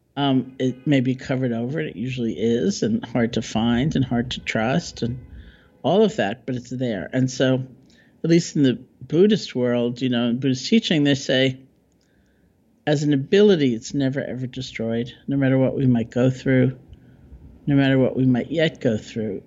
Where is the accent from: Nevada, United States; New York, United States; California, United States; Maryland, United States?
New York, United States; I'm a New Yorker